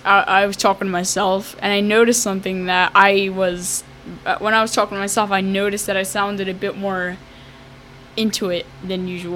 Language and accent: English; Newfield, United States; I'm from Newfield.